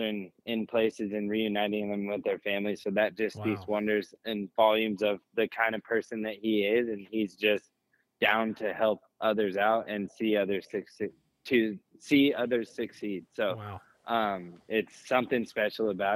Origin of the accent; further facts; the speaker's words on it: California, United States; growing up in California, we have Beaumont, Ritchie Canyon